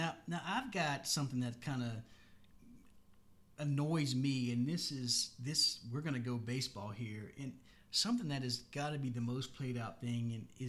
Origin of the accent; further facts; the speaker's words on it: Metro Atlanta, Georgia, United States; We're Metro Atlanta. So when I tell people where I'm from, I have to say, well, I'm from Atlanta, and then I say, no, Metro Atlanta